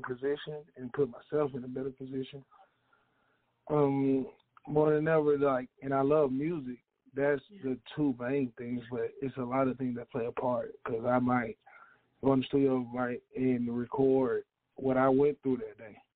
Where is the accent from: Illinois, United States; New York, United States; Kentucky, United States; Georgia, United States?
Georgia, United States; East Point; I'm from East Point, Georgia, which is in Atlanta, by the way, south side